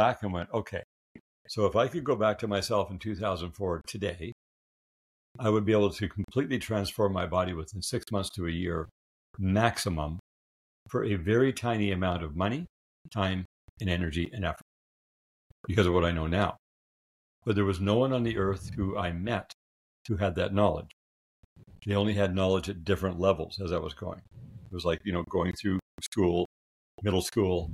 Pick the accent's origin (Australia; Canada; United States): Canada; I'm a Canadian